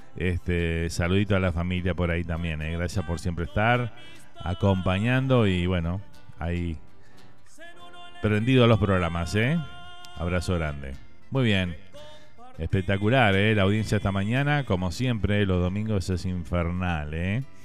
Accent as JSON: {"language": "Spanish", "country": "Uruguay", "moved": "yes", "lives_now": "Miami, United States", "said": "Ya somos así los uruguayos"}